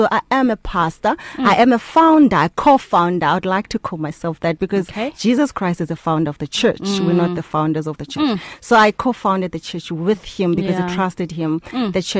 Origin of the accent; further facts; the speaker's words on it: Port Elizabeth, Eastern Cape, South Africa; I'm from Port Elizabeth.